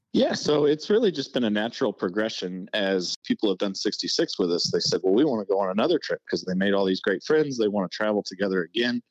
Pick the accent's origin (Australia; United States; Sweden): United States; Indiana; when I was a little kid growing up in Indiana.